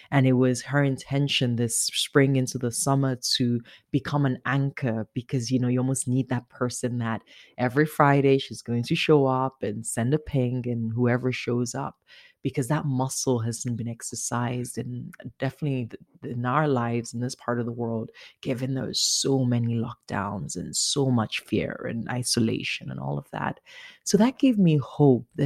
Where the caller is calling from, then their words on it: London, Ontario, Canada; incidentally, I'm calling from London, but not